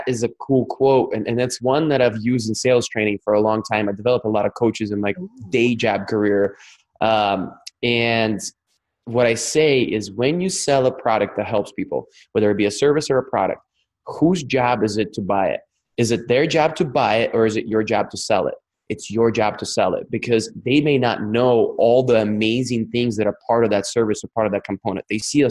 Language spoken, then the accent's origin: English; Russia; accent: Russian; English is a second language; now in United States; But when I moved to the States and I didn't speak English and I had to learn, I'd make fun of me for speaking with a Russian accent.